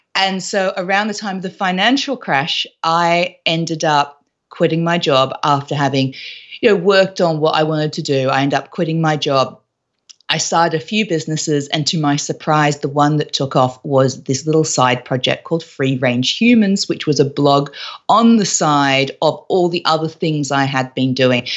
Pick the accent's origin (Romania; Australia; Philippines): Australia; moved away as an adult; also born or lived in London; I was originally from Australia, but all of my professional career, all of my job life was actually in London